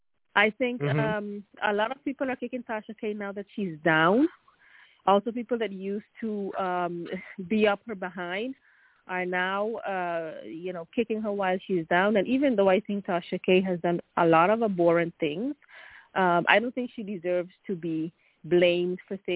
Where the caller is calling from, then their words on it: Sweden; English is a second language; From Sweden.